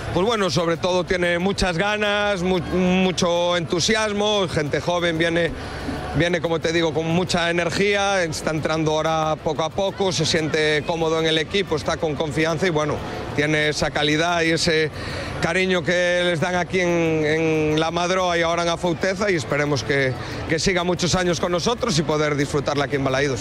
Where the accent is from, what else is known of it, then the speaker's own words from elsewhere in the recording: Galicia, Spain; Yo me siento muy gallego